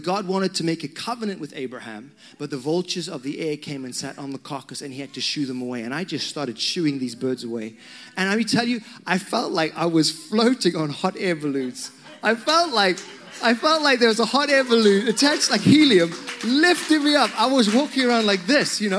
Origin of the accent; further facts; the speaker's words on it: Zimbabwe; moved away; I come from Zimbabwe, and in that country, when I was a young man, which was quite a long time ago